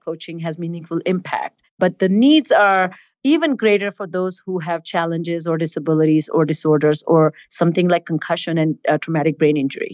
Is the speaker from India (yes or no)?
yes; India; moved away; I was born and raised in India